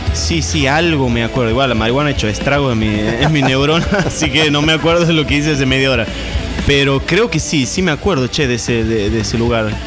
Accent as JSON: {"language": "Spanish", "region": "Santiago del Estero", "country": "Argentina", "tie": "born or raised there", "also_born_or_lived": "San Salvador de Jujuy, Argentina", "moved": "yes", "lives_now": "Buenos Aires, Argentina", "said": "Yo nací en Jujuy, Después me crié en Santiago del Estero"}